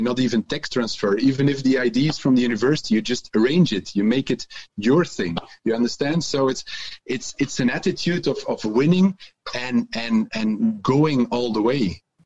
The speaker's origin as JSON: {"language": "English", "town": "Antwerp", "region": "Flanders", "country": "Belgium", "also_born_or_lived": "Ghent", "second_language": "English", "said": "I'm also from Antwerp"}